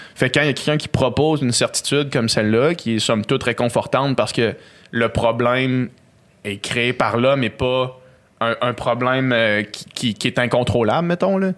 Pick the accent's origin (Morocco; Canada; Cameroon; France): Canada; Quebec City, Quebec; je viens de Québec. On vient de Québec.